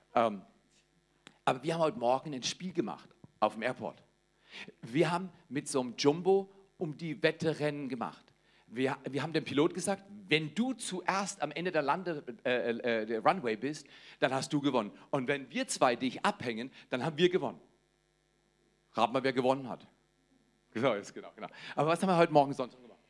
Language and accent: German; Black Forest, Baden-Württemberg, Germany; Ich komme aus dem Schwarzwald, das ist in Baden-Württemberg, aber zuerst in Baden.